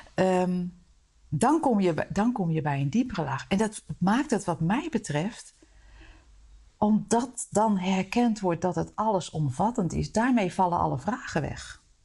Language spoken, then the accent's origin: Dutch; Netherlands; wij als Nederlanders